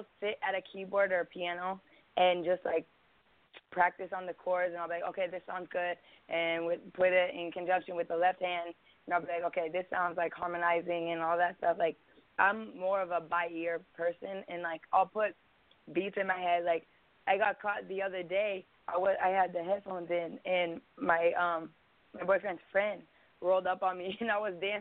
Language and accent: English; Bloomington, Indiana, United States; I was born in Marion County, Indianapolis. And they took me to Bloomington